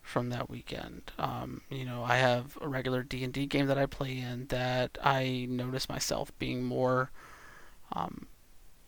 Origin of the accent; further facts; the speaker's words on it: the South, United States; growing up in the South